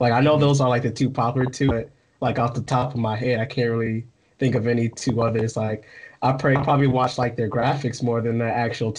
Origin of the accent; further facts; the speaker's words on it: Midwest, United States; I'm not gonna lie, because I'm from the Midwest of US, so it's like a completely different personality.